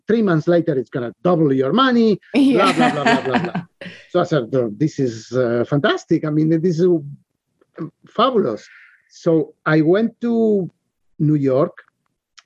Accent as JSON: {"language": "English", "country": "Argentina", "moved": "yes", "said": "I came from Argentina. And we live all our lives under inflation, hyperinflation"}